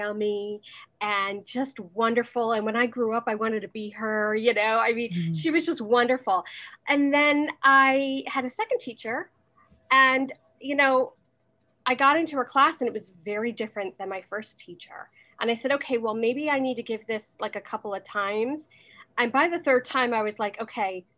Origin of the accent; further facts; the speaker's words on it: United States; moved away as an adult; now in Manhattan, Kansas, United States; I am originally from the New York, New Jersey area. I am currently living in Manhattan, Kansas